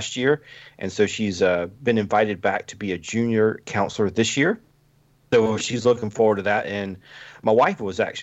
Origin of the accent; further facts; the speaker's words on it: Lexington, South Carolina, United States; I am from Lexington, South Carolina, and I grew up going to scout camp